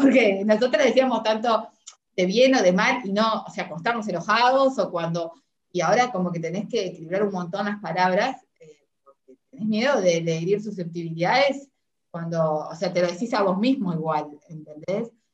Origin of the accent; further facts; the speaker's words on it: Uruguay; now in Argentina; soy uruguayo, estoy en Argentina